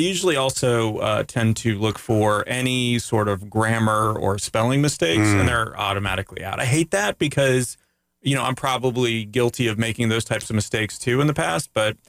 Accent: Canada; now in Winter Park, United States; I'm Canadian.

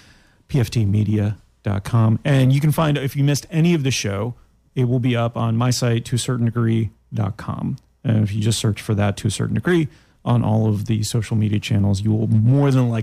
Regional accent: Canada; now in Florida, United States; I'm Canadian

